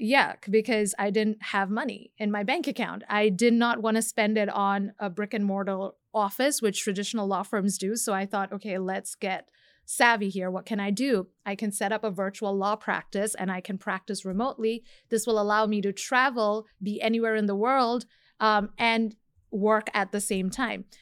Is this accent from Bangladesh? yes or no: yes; Bangladesh; moved away; I'm from Bangladesh originally